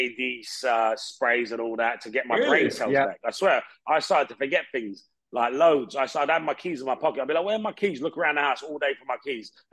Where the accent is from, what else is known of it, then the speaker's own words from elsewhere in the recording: Hounslow, London, United Kingdom; moved away as an adult; I grew up in Hounslow